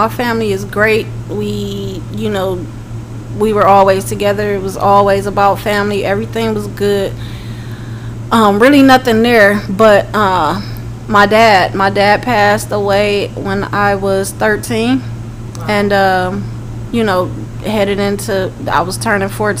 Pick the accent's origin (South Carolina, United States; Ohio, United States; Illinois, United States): Ohio, United States; Cleveland; moved away as an adult; now in Atlanta, United States; born and raised in Cleveland, Ohio. Came out to Atlanta